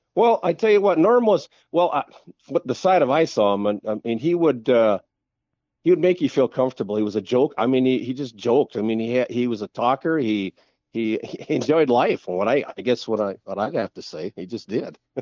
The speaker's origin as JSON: {"language": "English", "town": "Jackson", "region": "Minnesota", "country": "United States", "tie": "born or raised there", "said": "in a s, small town in southwestern Minnesota, Jackson, Minnesota, which is just east of, uh, Sioux Falls and I ninety, about ninety miles"}